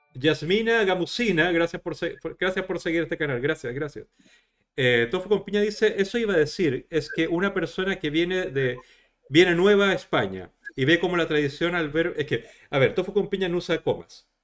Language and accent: Spanish; Chile; en mi país, en Chile, está abolida la tauromaquia